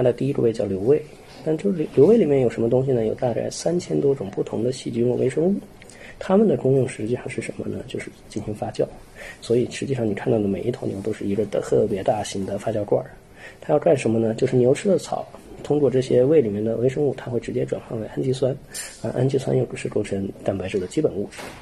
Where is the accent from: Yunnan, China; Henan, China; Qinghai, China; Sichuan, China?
Qinghai, China; Xining; moved away as an adult; also born or lived in Beijing; now in Tübingen, Germany; 我家乡是在青海悉尼市，所以我对那里的环境相对来说比较熟悉，因为从小就在那里长大，在那里生活了十八年、十九年